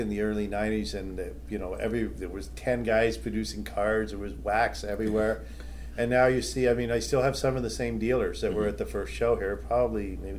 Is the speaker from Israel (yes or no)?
no; Toronto, Ontario, Canada